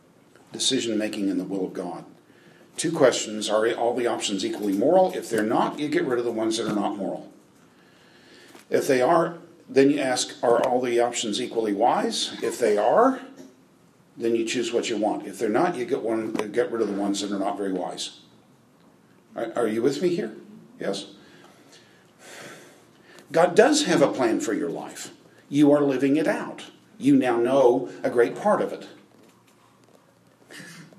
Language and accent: English; United States; I'm an American